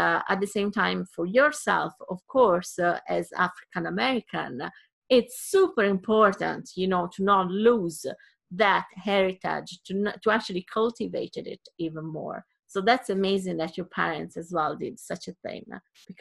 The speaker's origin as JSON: {"language": "English", "region": "Sardinia", "country": "Italy", "said": "I come from Sardinia, it's a small island, and in Italy"}